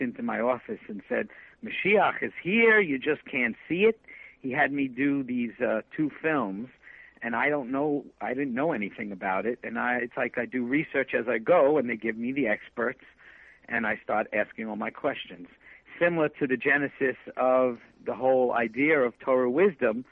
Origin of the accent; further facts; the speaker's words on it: United States; Growing up in America, it was very evangelical